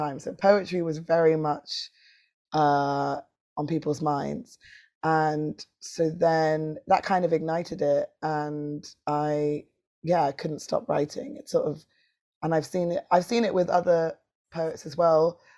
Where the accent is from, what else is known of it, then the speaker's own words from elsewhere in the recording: London, United Kingdom; this city where I'm from. I'm from London.